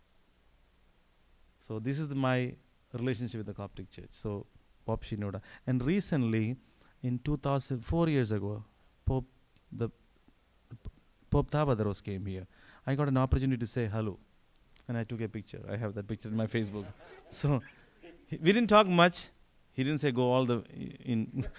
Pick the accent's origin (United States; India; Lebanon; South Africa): India; moved away; I'm Indian.